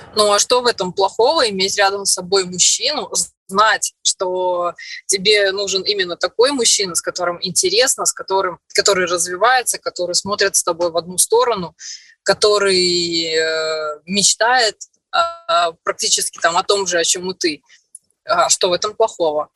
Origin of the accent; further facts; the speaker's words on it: Orsk, Orenburg Oblast, Russia; moved away as an adult; also born or lived in Perm; now in Moscow, Russia; в Москву приехала из Перми, а в Пермь я приехала из маленького города в Оренбургской области, город Орск